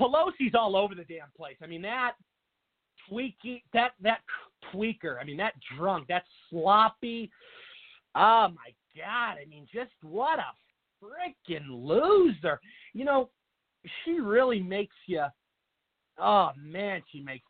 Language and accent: English; Washington, United States; now in Arizona, United States; Washington State, my home state